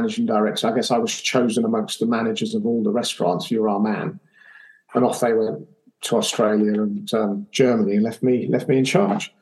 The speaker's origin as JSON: {"language": "English", "region": "England", "country": "United Kingdom", "accent": "English", "said": "in my English accent"}